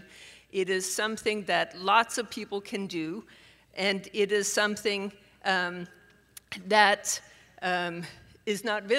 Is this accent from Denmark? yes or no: yes; Denmark; moved away as an adult; now in Pittsburgh, United States; I am born and raised in Denmark and came to the U.S. Supposedly for a year, and I have now been here for 30.